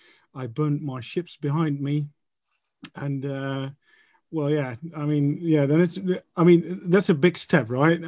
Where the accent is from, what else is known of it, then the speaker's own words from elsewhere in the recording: Enschede, Overijssel, Netherlands; moved away as an adult; also born or lived in Amsterdam; I went to the conservatorium in my hometown in Enschede